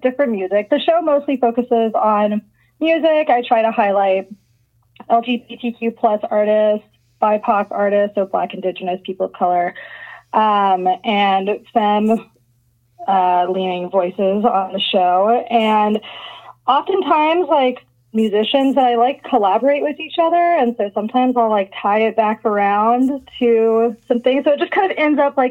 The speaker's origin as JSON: {"language": "English", "town": "Nashville", "region": "Tennessee", "country": "United States", "tie": "born or raised there", "said": "I grew up in Nashville, Tennessee"}